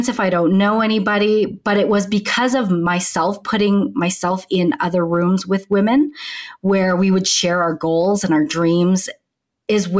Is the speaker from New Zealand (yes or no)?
no; Canada; moved away as an adult; now in Denver, United States; I'm originally from Canada